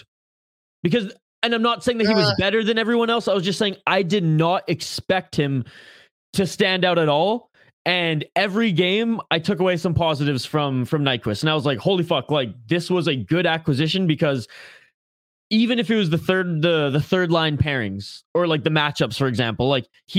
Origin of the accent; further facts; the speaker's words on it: Canada; I'm the Canadian on this podcast